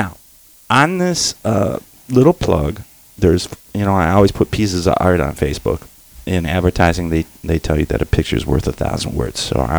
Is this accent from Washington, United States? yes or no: no; Detroit, Michigan, United States; I'm from Detroit.